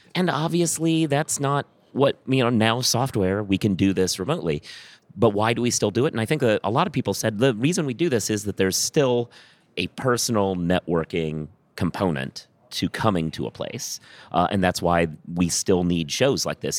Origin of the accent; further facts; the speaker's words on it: Minneapolis, Minnesota, United States; also born or lived in Iowa; now in New York, United States; I was born in Minneapolis